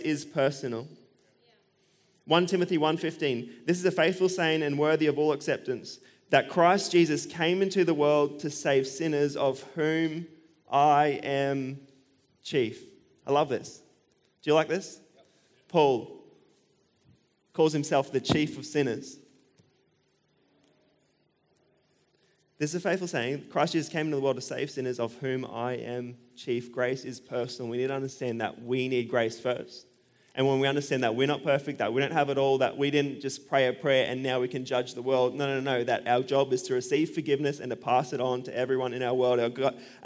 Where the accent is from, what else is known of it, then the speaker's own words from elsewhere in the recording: Australia; I'm an Australian